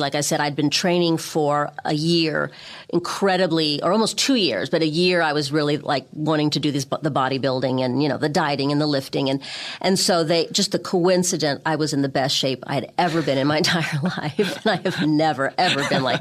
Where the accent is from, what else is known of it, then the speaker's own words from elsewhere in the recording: Beverly Hills, California, United States; moved away as an adult; also born or lived in New York / London; I grew up in Beverly Hills